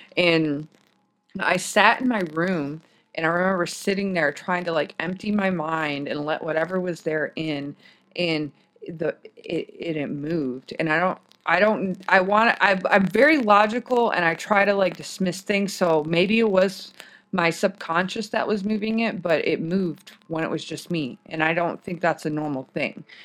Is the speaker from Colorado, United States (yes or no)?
no; Michigan, United States; also born or lived in Washington / Germany; now in Texas, United States; I grew up in Michigan